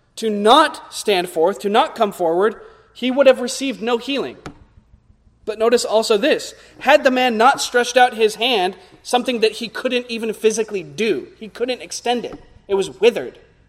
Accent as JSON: {"language": "English", "country": "United States", "said": "as American evangelicals"}